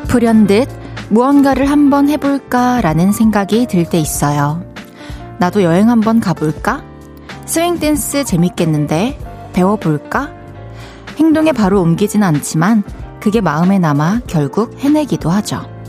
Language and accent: Korean; Changwon, South Gyeongsang, South Korea; also born or lived in Daegu / Busan; 저는 이제 대구에서 태어나가지고 마산에서 초중교 나오고 대, 학교를 부산에서 나왔어